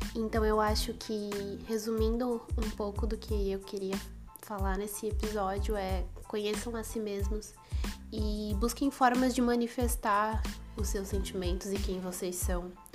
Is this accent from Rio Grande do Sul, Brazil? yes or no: no; São Paulo, Brazil; sou de São Paulo